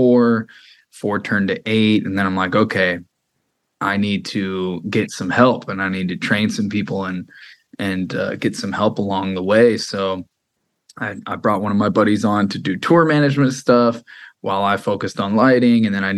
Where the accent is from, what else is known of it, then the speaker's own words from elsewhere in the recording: Freeport, Illinois, United States; now in Los Angeles, United States; I grew up outside of Chicago in a small little town.